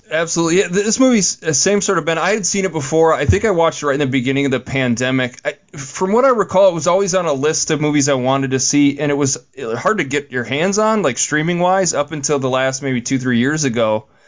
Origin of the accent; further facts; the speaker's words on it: Saint Paul, Minnesota, United States; I'm from St. Paul